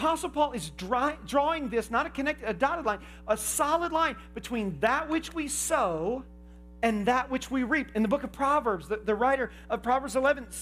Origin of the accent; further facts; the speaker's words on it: Indiana, United States; I grew up in Indiana